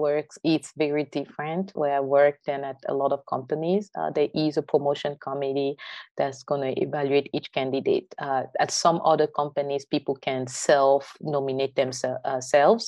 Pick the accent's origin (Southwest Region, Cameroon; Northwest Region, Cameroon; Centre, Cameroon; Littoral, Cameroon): Centre, Cameroon; Yaoundé; moved away as an adult; now in United States; I'm originally from Yaoundé, the French-speaking side of Cameroon